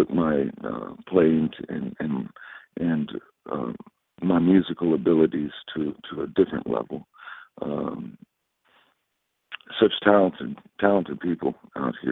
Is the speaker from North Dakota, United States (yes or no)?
no; Waveland, Mississippi, United States; moved away as an adult; I grew up in South Mississippi